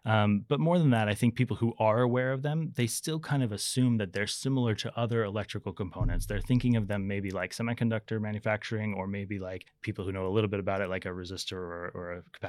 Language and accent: English; Las Vegas, Nevada, United States; now in Sweden; No, definitely not. So I'm born and raised in Las Vegas in the United States.